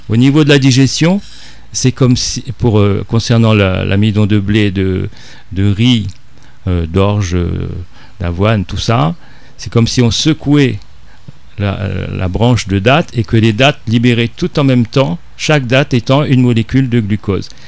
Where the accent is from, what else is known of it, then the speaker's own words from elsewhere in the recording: Réunion; en tant que réunionnais